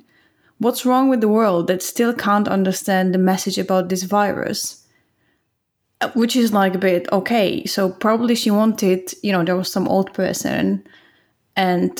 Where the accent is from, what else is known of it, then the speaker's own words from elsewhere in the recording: Czechia; now in Finland; I'm from the Czech Republic